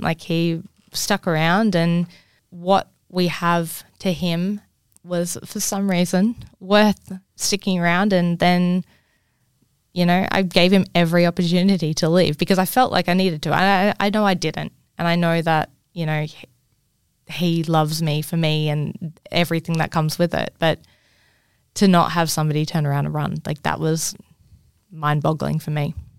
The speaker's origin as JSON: {"language": "English", "town": "Cairns", "region": "Queensland", "country": "Australia", "tie": "born or raised there", "said": "growing up in Cairns"}